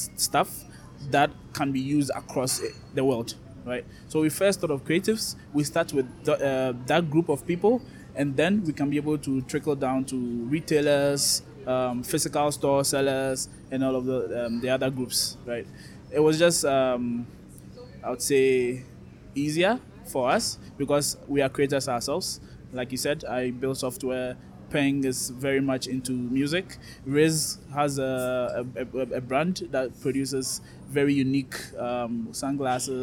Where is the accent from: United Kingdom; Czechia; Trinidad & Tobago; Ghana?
Ghana; moved away as an adult; now in Nairobi, Kenya; I'm from Ghana